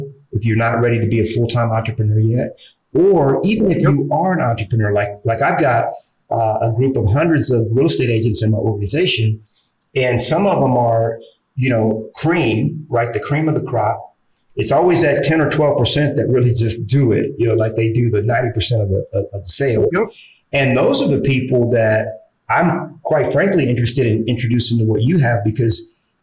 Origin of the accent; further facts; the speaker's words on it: Los Angeles, California, United States; moved away as an adult; also born or lived in Brooklyn, New York / Texas; by 1980, we had moved to South Central LA. It was tough. It was rough. You know, growing up in that area, in that environment, was rough.